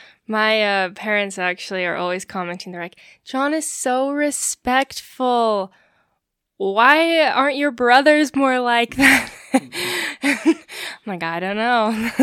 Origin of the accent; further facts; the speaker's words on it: Logan, Utah, United States; also born or lived in Billings, Montana; I was born in Logan, Utah, and my family moved around Utah quite a bit. And then my junior year of high school, we moved to Billings, Montana, and I ended up graduating from there.